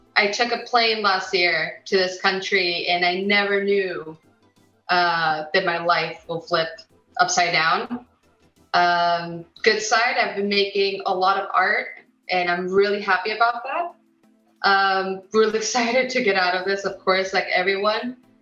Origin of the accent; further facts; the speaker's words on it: United States; also born or lived in Mexico; now in United Kingdom; I was born in America